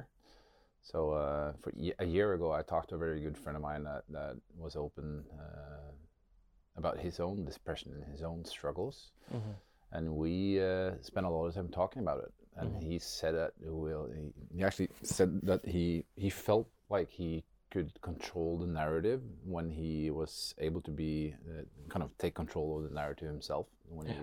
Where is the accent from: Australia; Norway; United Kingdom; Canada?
Norway; also born or lived in Sunnyvale, California; I grew up in Norway